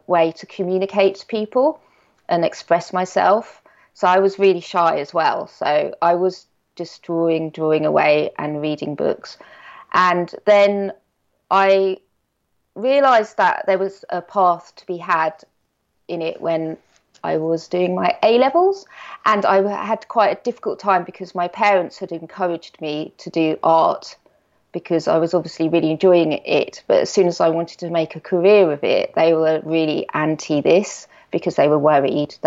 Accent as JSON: {"language": "English", "area": "Norfolk", "region": "East of England", "country": "United Kingdom", "tie": "born or raised there", "said": "I grew up in Norfolk. So I'm in a very small village."}